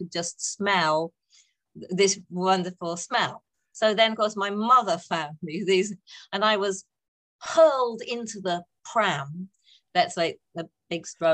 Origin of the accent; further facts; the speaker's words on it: North East England, United Kingdom; also born or lived in Saltburn / Redcar / Durham; Oh, northeast of England. So born in a place called Saltburn.